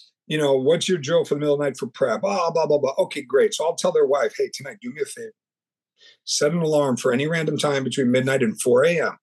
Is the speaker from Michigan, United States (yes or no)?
no; New York, United States; also born or lived in California; now in Orlando, United States; I'm from New York and I moved down to Florida